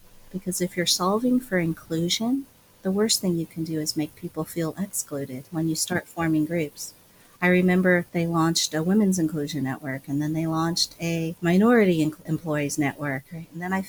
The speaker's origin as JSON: {"language": "English", "region": "Midwest", "country": "United States", "tie": "born or raised there", "said": "As Chinese American, sometimes I was the only person of color. Right? We grew up in the Midwest."}